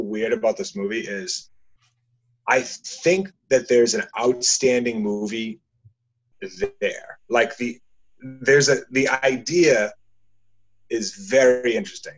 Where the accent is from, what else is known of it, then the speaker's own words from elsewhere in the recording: just north of Boston, Massachusetts, United States; we're from Massachusetts, just north of Boston